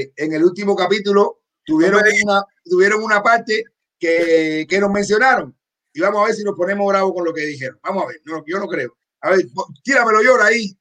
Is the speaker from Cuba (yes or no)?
yes; Cuba; soy cubano